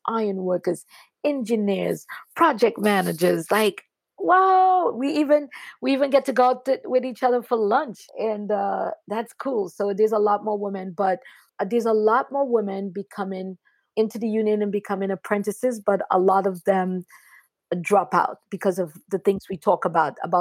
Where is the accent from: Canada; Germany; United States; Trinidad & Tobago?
Trinidad & Tobago; moved away; I grew up really poor in Trinidad and Tobago and being an immigrant.